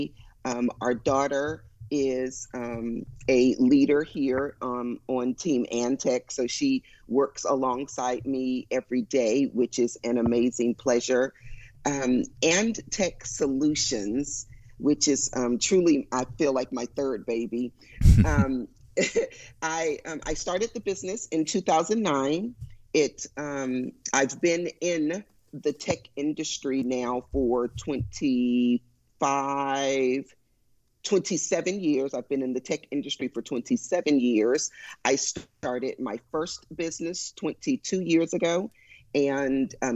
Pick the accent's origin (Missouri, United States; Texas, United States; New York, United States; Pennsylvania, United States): Texas, United States; Houston; I was born and raised in Houston